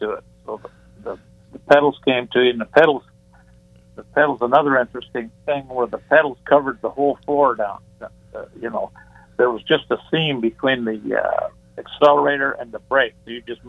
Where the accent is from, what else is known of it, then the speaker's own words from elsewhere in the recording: Michigan, United States; moved away as an adult; now in Newport Beach, United States; I'm from Michigan